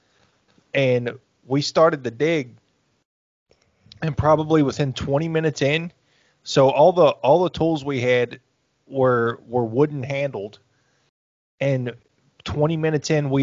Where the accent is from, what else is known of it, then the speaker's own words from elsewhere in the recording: Appalachia, United States; Growing up in Appalachia